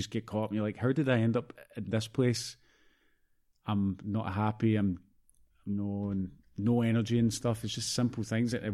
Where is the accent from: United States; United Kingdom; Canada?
Canada; And, like I've got family in Canada. Obviously, I'm Canadian